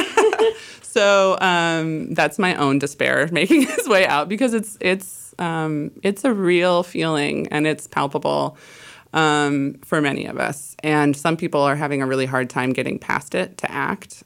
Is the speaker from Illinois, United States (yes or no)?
yes; Illinois, United States; now in Pacific Northwest, United States; I am from Illinois originally